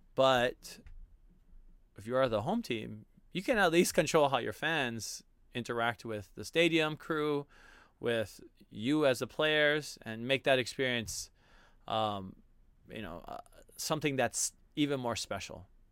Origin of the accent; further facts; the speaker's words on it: Hawaii, United States; being a Hawaiian, an islander